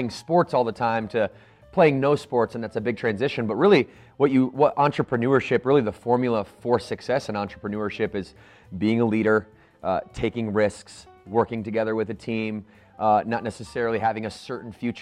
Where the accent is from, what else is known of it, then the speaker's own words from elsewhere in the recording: Battle Creek, Michigan, United States; I grew up in Battle Creek, Michigan